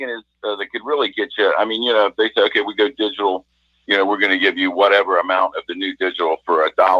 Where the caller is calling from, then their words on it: Columbus, United States; Good from Columbus.